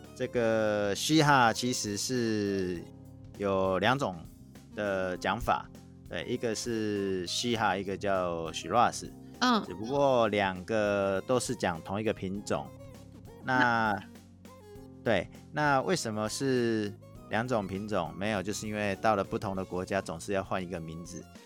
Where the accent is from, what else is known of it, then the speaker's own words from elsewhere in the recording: Taiwan; accent: Taiwanese Mandarin; 我有那个台湾国语